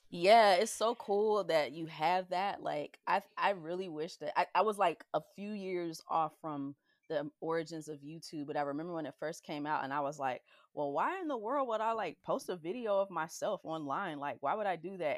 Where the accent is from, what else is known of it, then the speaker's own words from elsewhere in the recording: the South, United States; growing up in the South